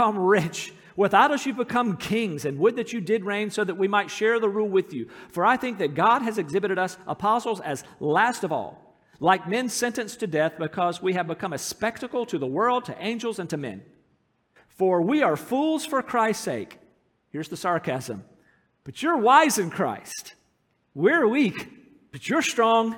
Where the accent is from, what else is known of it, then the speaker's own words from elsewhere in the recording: United States; moved away as an adult; America, where I'm from